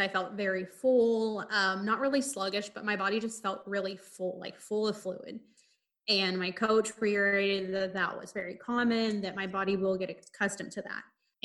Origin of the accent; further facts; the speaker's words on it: Midwest, United States; growing up in the Midwest